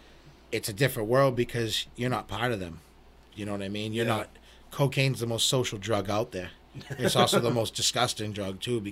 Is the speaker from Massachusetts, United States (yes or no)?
yes; Everett, Massachusetts, United States; I'm from Everett, man. There's drugs everywhere